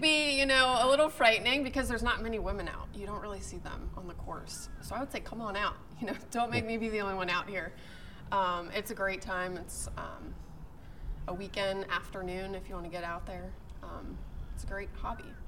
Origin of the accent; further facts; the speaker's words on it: Pittsburgh, Pennsylvania, United States; moved away as an adult; also born or lived in Missouri / Tennessee; now in Richmond, United States; I'm originally from Pittsburgh